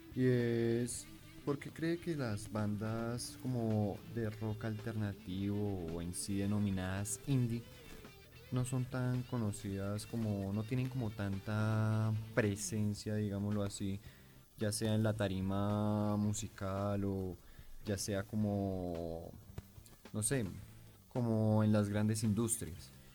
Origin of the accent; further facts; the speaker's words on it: Colombia; nosotros como colombianos que somos